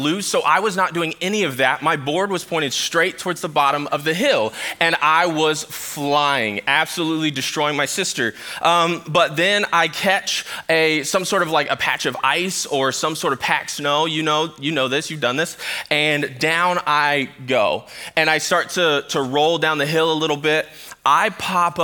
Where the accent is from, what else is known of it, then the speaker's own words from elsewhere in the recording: Sacramento, California, United States; now in Michigan, United States; I grew up in Sacramento, California